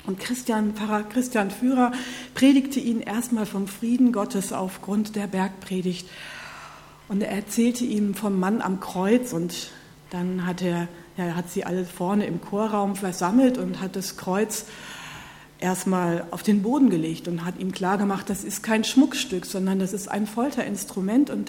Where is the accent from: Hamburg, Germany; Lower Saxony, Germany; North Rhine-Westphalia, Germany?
North Rhine-Westphalia, Germany; aber aus meiner Heimat, so die Gegend Nordrhein-Westfalen